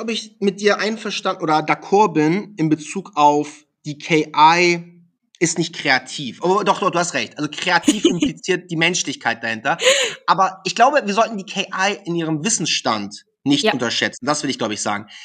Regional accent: Hamburg, Germany; Ich war ein SEO-Experte, ich komme aus Hamburg, war natürlich logisch, dass ich als SEO-Experte da auf Platz 1 will.

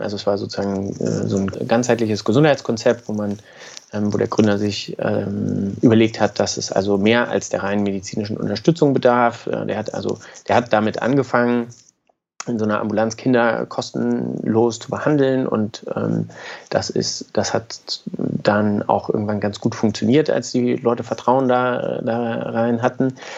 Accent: Braunschweig, Lower Saxony, Germany; moved away as an adult; also born or lived in Göttingen; Also ich komme aus Braunschweig, ganz unspektakulär. Ähm, Habe dann dort Abi gemacht

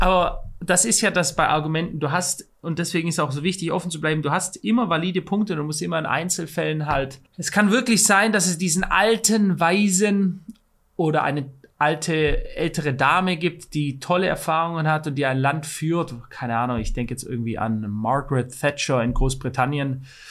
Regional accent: Germany; bei uns in Deutschland

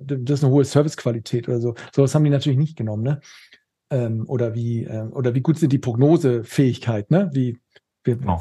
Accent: Schleswig-Holstein, Germany; ich komme äh, aus Schleswig-Holstein

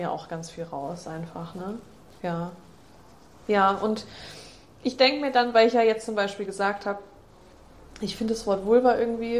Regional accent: Germany; Bei uns in Deutschland

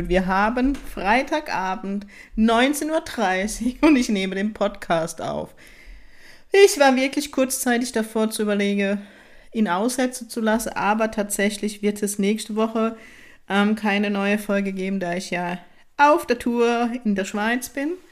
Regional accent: Baden-Württemberg, Germany; Ich liebe es, meine Heimat, auch wenn ich den Norden genauso liebe, aber es ist gerade ein Geschenk, dass ich tatsächlich im Baden-Württemberg lebe, in der Kurpals

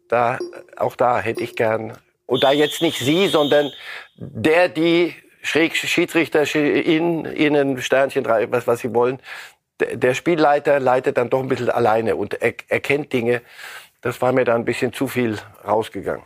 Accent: Germany; Bei uns in Deutschland

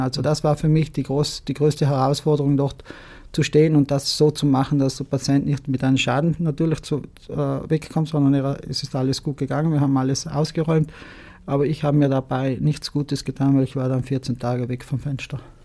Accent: Martell Valley, Trentino-Alto Adige, Italy; Mein Geburtsort Marteltal.

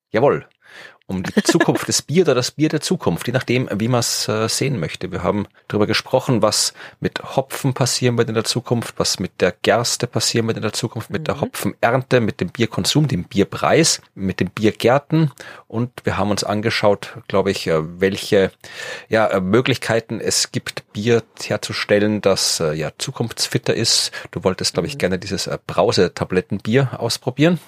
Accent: Austria; ich komme zwar aus Österreich und wir gelten ja immer so hier Alpen, Schnee, Skifahren, Hüttengaudi und sowas, aber ich komme halt aus einem flachen Teil von Österreich

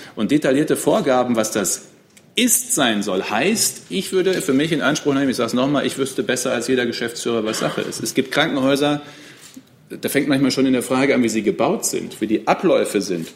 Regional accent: Münsterland, North Rhine-Westphalia, Germany; bei uns im Münsterland

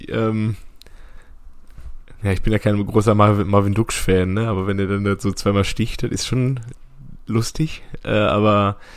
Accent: Stuttgart, Baden-Württemberg, Germany; muss man als Stuttgarter dann natürlich auch sagen

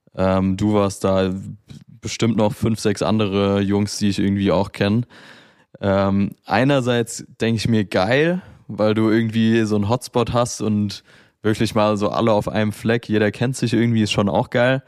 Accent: Mainz, Rhineland-Palatinate, Germany; in meiner Heimatstadt Mainz.

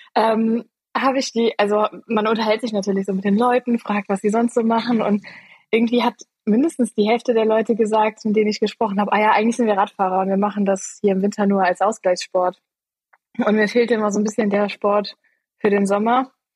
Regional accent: Eifel, Germany; moved away as an adult; also born or lived in Freiburg; Ich bin aufgewachsen in der Eifel

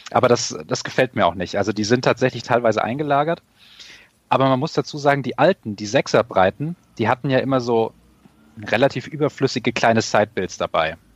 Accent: Hesse, Germany; ich als, äh, sage ich mal, als Hesse und hier im Frankfurter Gebiet wohnend ist das natürlich der Gag

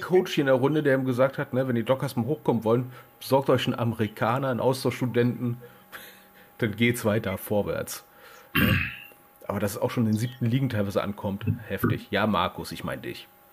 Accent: Berlin, Germany; aus, aus Berlin

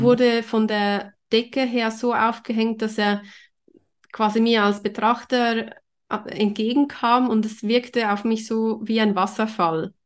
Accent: Zurich, Switzerland; bei uns in Zürich

